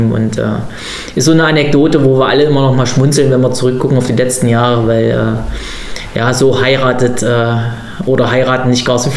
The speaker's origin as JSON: {"language": "German", "region": "Berlin", "country": "Germany", "said": "Und wie macht man das dann natürlich als typischer Berliner?"}